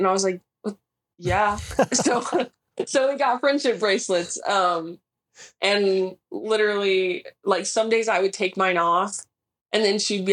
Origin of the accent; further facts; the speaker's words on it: California, United States; moved away as an adult; also born or lived in Idaho / Minnesota; I'm from California